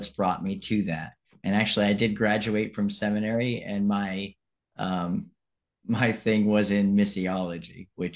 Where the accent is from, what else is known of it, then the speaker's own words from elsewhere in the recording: Revere, Massachusetts, United States; also born or lived in Melrose, Massachusetts / Chelsea, Massachusetts / Africa; I come from Massachusetts and an area outside of Boston, and I was born in Melrose, and I grew up in Revere in Chelsea until I was like in elementary school